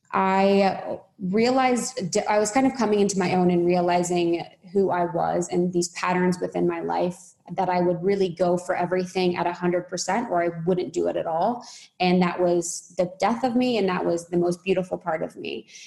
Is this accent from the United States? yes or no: yes; Midwest, United States; moved away; I'm from Midwest